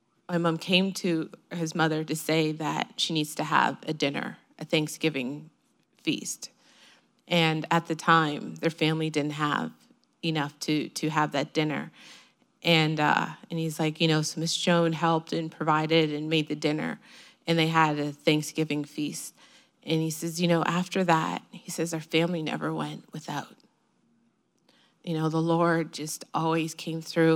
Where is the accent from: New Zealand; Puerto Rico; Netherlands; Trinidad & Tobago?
Trinidad & Tobago; now in Canada; I was born in Trinidad, and my dad ended up bringing me to Canada.